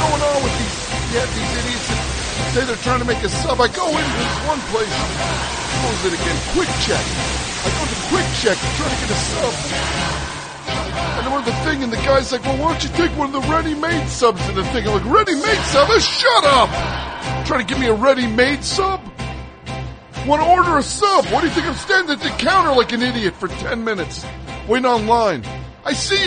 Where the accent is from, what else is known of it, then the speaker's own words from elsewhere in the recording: New Jersey, United States; I grew up in New Jersey my whole life.